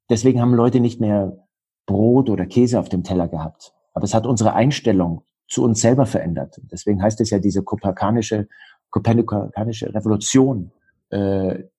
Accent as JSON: {"language": "German", "region": "Bavaria", "country": "Germany", "tie": "born there", "said": "Ich bin im Allgäu geboren und im Allgäu heißt es, der Allgäu wird mit 40 erwachsen."}